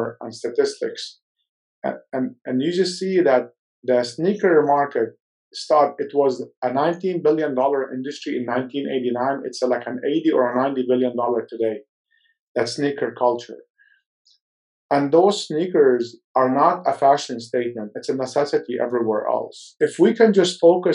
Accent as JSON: {"language": "English", "country": "Lebanon", "tie": "born or raised there", "moved": "yes", "said": "I was born in Lebanon"}